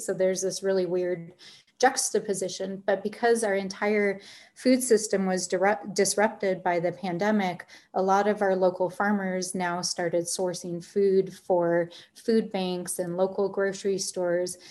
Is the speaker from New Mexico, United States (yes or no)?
yes; Albuquerque, New Mexico, United States; I grew up in Albuquerque, I grew up in the North Valley